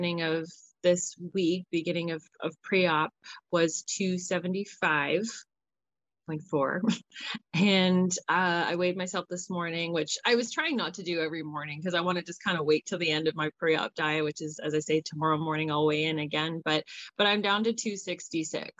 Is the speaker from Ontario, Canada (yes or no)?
yes; Hamilton, Ontario, Canada; also born or lived in Burlington, Ontario; now in Owen Sound, Canada; But I grew up in Burlington and Hamilton, which is really only about 45 minutes away from the border